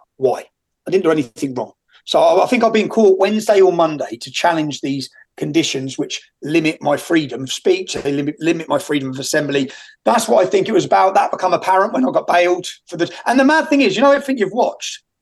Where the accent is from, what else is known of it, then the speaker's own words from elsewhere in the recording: Luton, East of England, United Kingdom; I grew up in Luton Town.